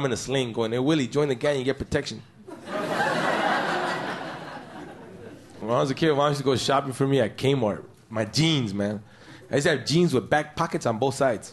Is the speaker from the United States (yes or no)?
yes; Los Angeles, California, United States; also born or lived in Mexico; I grew up in East LA as a kid, man. My mom came here with like three kids, snuck in fair and square.